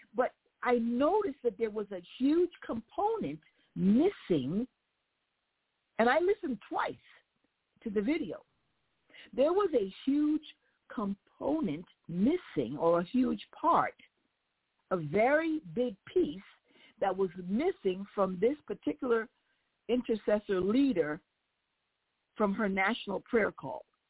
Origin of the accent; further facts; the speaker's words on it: United States; as an American, somebody that was born here, raised here, I love the fact that God allowed me to be born and raised in America